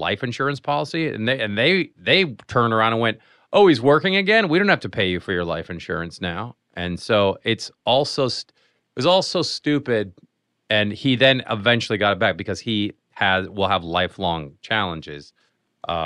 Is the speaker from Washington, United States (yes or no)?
yes; Seattle, Washington, United States; Seattle, Lassie, my hometown